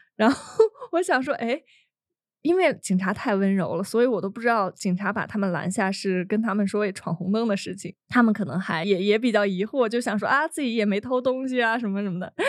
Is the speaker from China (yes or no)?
yes; China; 可能我说这个猎奇只是对于我们来自那个中国大陆的人来说，但对大家来说可能已经很习惯了。